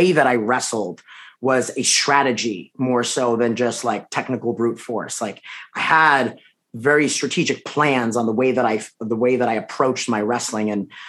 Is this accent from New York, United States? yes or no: yes; Long Island, New York, United States; Me? Long Island.